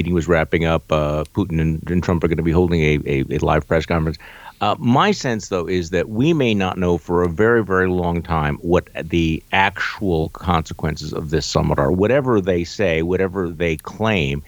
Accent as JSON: {"language": "English", "region": "Wisconsin", "country": "United States", "said": "my home state Senator Ron Johnson"}